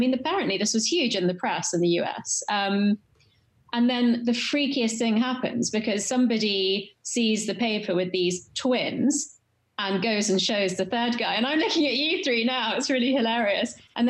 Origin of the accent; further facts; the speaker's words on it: London, United Kingdom; West London, Chelsea.